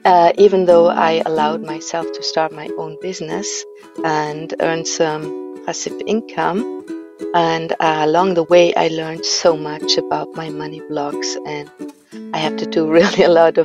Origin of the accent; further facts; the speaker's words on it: Austria; I am from Austria